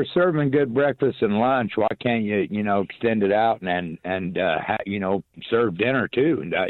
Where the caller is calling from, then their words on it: Inverness, Florida, United States; I'm listening from Inverness.